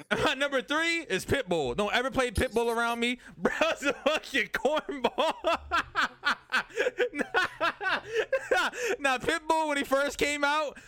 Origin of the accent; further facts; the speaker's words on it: New York City, New York, United States; I'm from Brooklyn